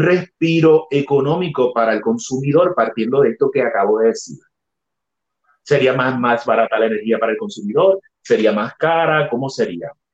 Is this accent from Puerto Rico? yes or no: yes; Adjuntas, Puerto Rico; moved away as an adult; yo soy puertorriqueño, me nací, me crié en Adjunta